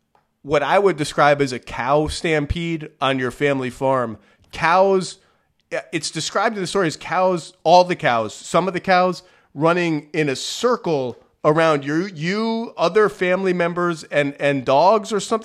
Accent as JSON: {"language": "English", "region": "Connecticut", "country": "United States", "tie": "born or raised there", "also_born_or_lived": "New York", "said": "because I grew up in Connecticut, in New York, man."}